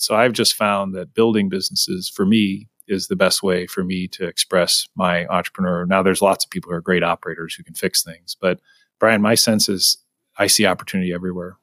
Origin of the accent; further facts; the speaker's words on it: St. Louis, Missouri, United States; now in Kansas City, United States; I grew up in St. Louis